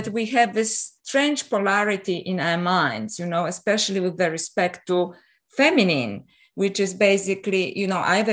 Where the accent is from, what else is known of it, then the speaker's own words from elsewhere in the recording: Poland; also born or lived in Canada / Paris, France; now in Australia; I'm originally from Poland. And I was brought up in an interesting environment